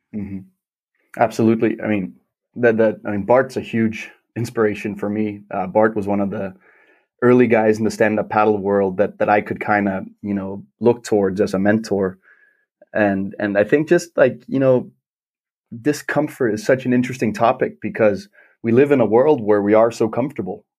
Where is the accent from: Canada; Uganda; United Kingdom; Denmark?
Denmark; Klitmøller, North Denmark Region; growing up in Denmark